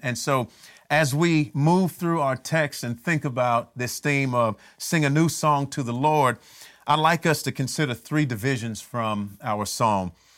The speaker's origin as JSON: {"language": "English", "town": "Miami", "region": "Florida", "country": "United States", "tie": "born or raised there", "said": "when I was growing up in Miami"}